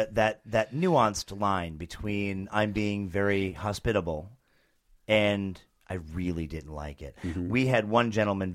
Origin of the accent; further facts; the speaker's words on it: New Jersey, United States; I am from New Jersey, and I understand where Snooki came from.